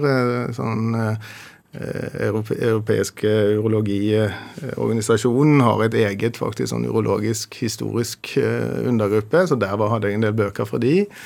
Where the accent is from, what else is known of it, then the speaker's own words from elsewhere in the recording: Bergen, Vestland, Norway; Jeg er jo opprinnelig fra Bergen, da.